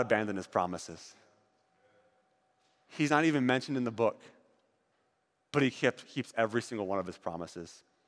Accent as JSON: {"language": "English", "region": "East Coast", "country": "United States", "tie": "born or raised there", "moved": "as an adult", "lives_now": "California, United States", "said": "I grew up in the East Coast"}